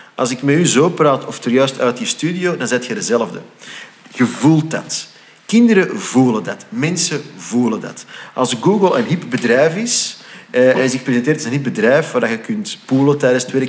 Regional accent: Flanders, Belgium; ik identificeerde mij dus als Vlaming

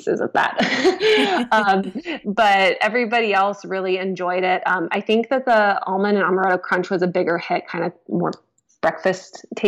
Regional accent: Florida, United States; I grew up in Florida

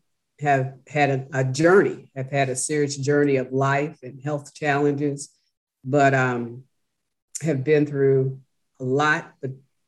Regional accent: Chicago, Illinois, United States; also born or lived in Washington, District of Columbia, United States; I was born and raised in Chicago. Chicago is my home.

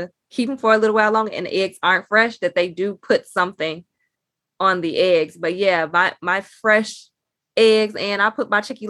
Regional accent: Chicago, Illinois, United States; I'm from Chicago

